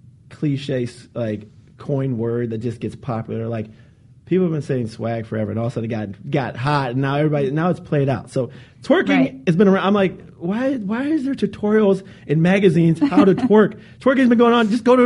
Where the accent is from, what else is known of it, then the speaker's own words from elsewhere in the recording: Charlotte, North Carolina, United States; My hometown. I mean, you'll love the people of Charlotte. They'll greet you with open arms. Southern hospitality.